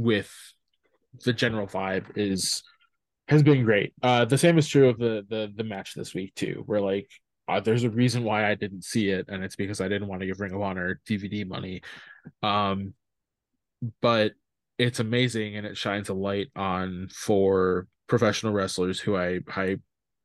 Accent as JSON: {"language": "English", "region": "Midwest", "country": "United States", "said": "I'm from the Midwest"}